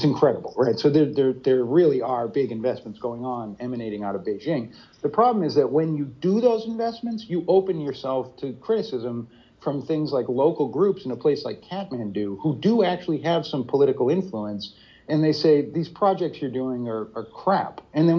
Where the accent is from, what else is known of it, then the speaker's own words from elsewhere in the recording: United States; as an American